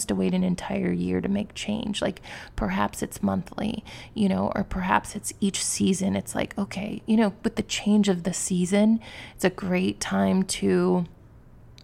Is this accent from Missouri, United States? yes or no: yes; Missouri, United States; moved away; where I grew up in Missouri, it's a very different world.